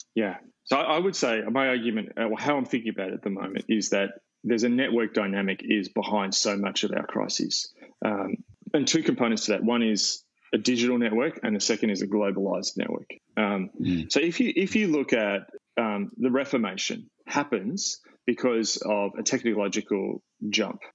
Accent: Australia; also born or lived in Melbourne; I define myself as an Australian by my culture, as in how we relate, things like mateship, humor, eucalyptus trees, the topography

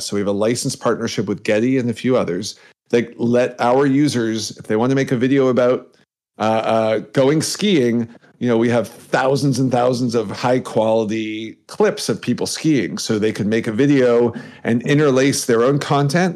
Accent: Canada; I'm Canadian

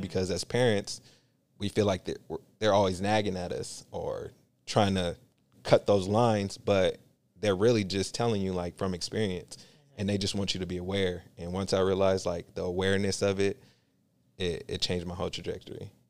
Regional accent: Union City, California, United States; also born or lived in San Francisco; my environment growing up in Union City

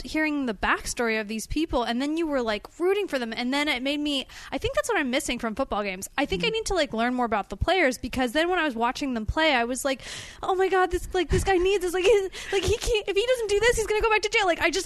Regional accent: Los Angeles, California, United States; I am from Los Angeles. I grew up here.

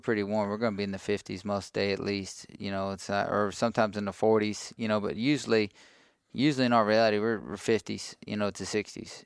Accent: Cameron, Texas, United States; also born or lived in Brenham, Texas; I grew up in Cameron, Texas.

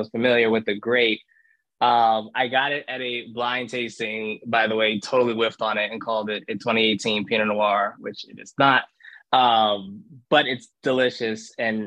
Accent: Richmond, Virginia, United States; now in Alexandria, United States; I grew up in Richmond, was born and raised there, went to the University of Virginia.

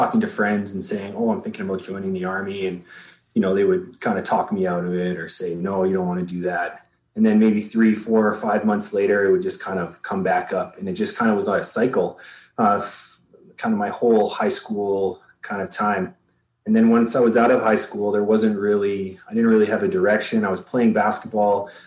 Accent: Canada; I'm a Canadian citizen

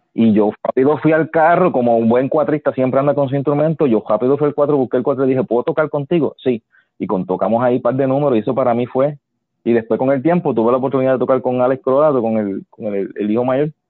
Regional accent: Yabucoa, Puerto Rico; yo vivía en un campo en Yabucoa

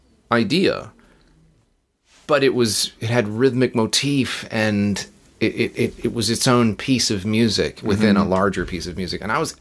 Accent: Uniontown, Pennsylvania, United States; born there; So, I was born in Pennsylvania, Uniontown. Okay. I'm a northerner. Yankee.

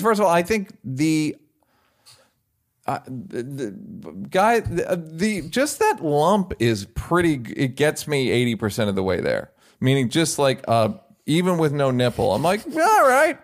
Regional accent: United States; I'm an American

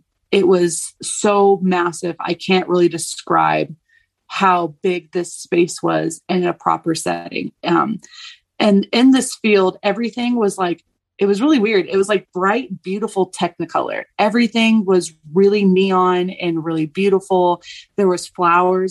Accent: the South, United States; I'm from the South

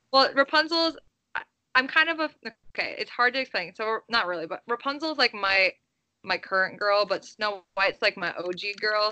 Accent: Midwest, United States; I'm from the Midwest

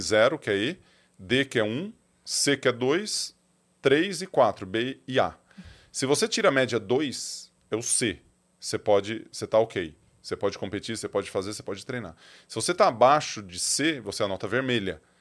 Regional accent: Ituverava, São Paulo, Brazil; also born or lived in Ribeirão Preto; Sou nascido em Ribeirão. O médico da minha mãe era de Ribeirão Preto, mas fui para fui para Ituverava bem cedo, bem cedo assim, tipo dois dias.

